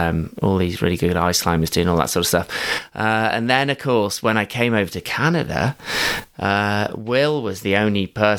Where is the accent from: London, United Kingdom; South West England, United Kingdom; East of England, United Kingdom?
South West England, United Kingdom; And I was from Somerset or, you know, various other places, but I'd never seen mountains like that before.